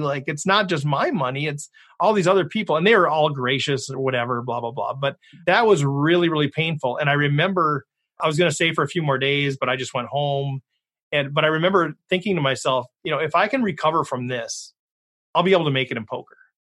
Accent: Minnesota, United States; I'm from Minnesota.

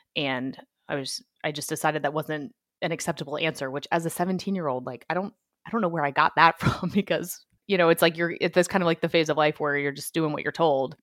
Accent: Annapolis, Maryland, United States; I grew up in Annapolis, Maryland, where the Naval Academy is

